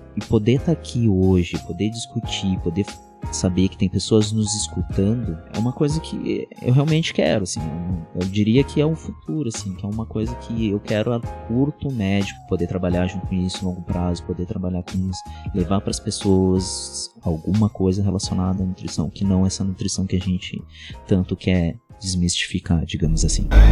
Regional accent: São Jerônimo, Rio Grande do Sul, Brazil; moved away; lá na minha cidade natal, que é São Jerônimo

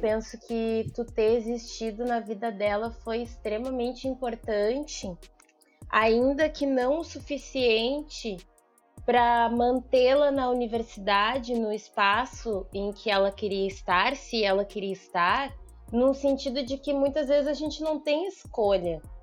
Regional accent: Porto Alegre, Rio Grande do Sul, Brazil; also born or lived in São Leopoldo; eu nasci em Porto Alegre, estudei em São Leopoldo

